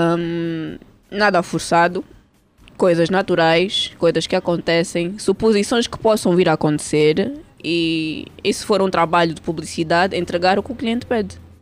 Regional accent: Barcelona, Catalonia, Spain; moved away as an adult; also born or lived in Portugal; now in Angola; eu nasci cá, mas eu cresci em Espanha

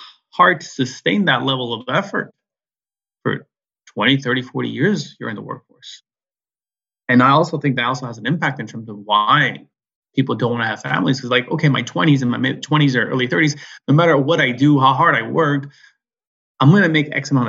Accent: San Francisco Bay Area, California, United States; I'm American, born in California, San Francisco Bay Area.

